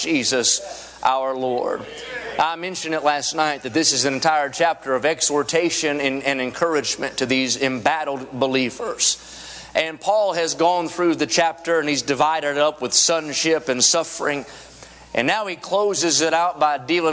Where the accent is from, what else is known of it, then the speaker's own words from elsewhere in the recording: West Virginia, United States; I'm from West Virginia